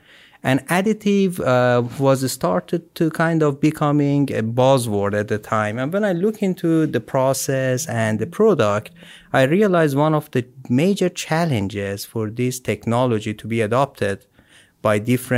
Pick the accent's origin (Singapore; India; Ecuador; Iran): Iran; moved away as an adult; now in United States